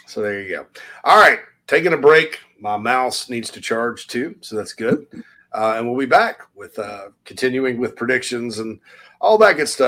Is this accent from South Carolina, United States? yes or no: yes; Spartanburg, South Carolina, United States; Right there in my hometown of Spartanburg